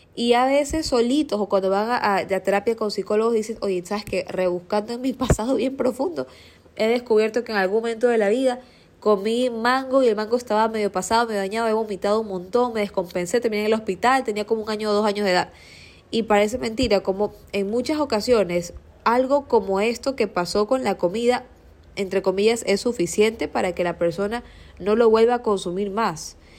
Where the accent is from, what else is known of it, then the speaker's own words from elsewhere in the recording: Guayaquil, Guayas, Ecuador; yo no crecí toda la vida en Seos, yo me crié en la ferroviaria, eh, en una zona más céntrica